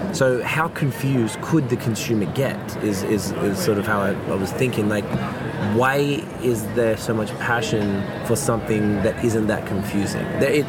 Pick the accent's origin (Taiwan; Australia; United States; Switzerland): Australia; now in Canada; I know I'm from Australia.